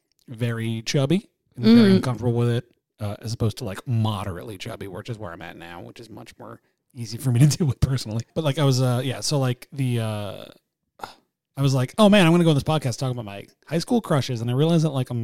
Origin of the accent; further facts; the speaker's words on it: Connecticut, United States; also born or lived in Long Island, New York; My whole family's from like the Bronx. I was born in Long Island, moved to Connecticut when I was a little kid.